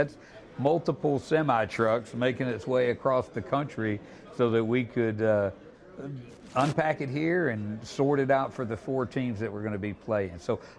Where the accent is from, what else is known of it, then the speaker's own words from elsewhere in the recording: Pensacola, Florida, United States; also born or lived in Tampa, Florida; I grew up in Pensacola, just down the road here, okay. And they call it L.A., Lower Alabama. So this was it was easy for me, and I came up from Tampa, so I've been getting acclimated for the last 10 years or so.